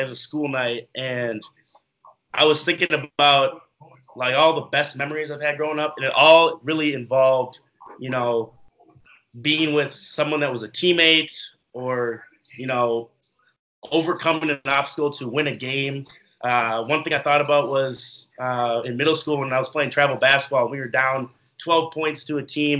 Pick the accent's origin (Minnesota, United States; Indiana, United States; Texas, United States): Minnesota, United States; Minneapolis; moved away as an adult; now in New Jersey, United States; I'm been born and raised in Minneapolis, Minnesota. I lived there all my life